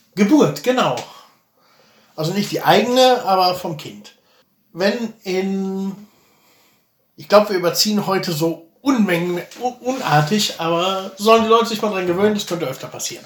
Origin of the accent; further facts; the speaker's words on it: Germany; moved away; hier zu heiraten als Deutscher